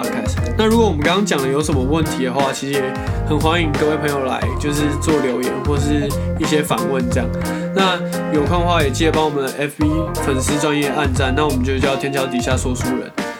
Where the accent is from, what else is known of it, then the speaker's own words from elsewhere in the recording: Taiwan; 像我们台湾人的观念就会觉得说， 哎、还是读书比较好。